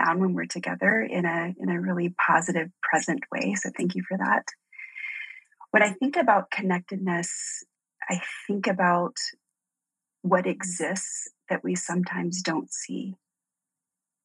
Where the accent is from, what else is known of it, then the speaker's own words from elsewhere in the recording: Deep South, United States; I grew up in the South, like the deep South